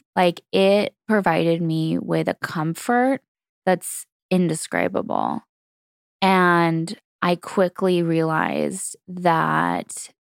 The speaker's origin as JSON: {"language": "English", "region": "California", "country": "United States", "tie": "born or raised there", "said": "So for me, I grew up in Southern California, and it was really an interesting time in the 90s."}